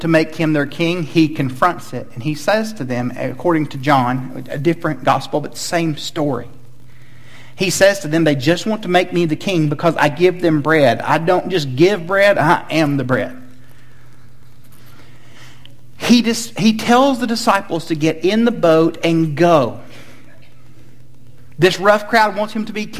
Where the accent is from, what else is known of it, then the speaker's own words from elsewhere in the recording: Chattanooga, Tennessee, United States; I grew up in Chattanooga, Tennessee, home of the Chattanooga Lookouts.